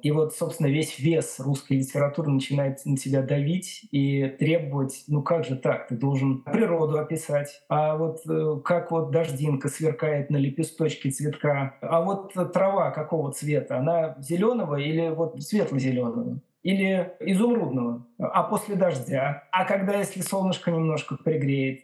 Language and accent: Russian; Tashkent, Uzbekistan; moved away as an adult; also born or lived in Belgium / Moscow, Russia; now in Bath, United Kingdom; я сам из Ташкента, я переехал в Бельгию в начале 2000 2000-х годов